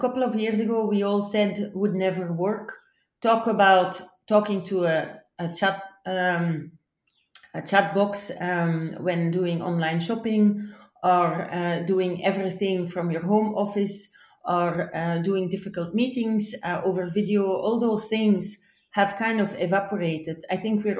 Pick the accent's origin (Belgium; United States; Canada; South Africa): Belgium; my home country in Belgium